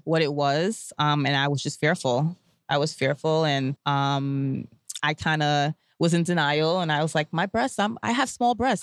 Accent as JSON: {"language": "English", "town": "New York City", "region": "New York", "country": "United States", "tie": "born or raised there", "said": "I'm born and raised in Brooklyn from a Grenadian, um, Grenadian parentage"}